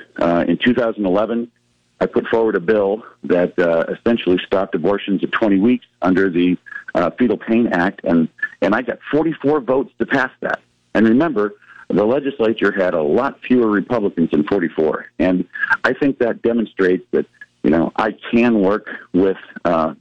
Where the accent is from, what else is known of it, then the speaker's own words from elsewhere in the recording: Norfolk, Nebraska, United States; also born or lived in Lincoln, Nebraska; my hometown of Norfolk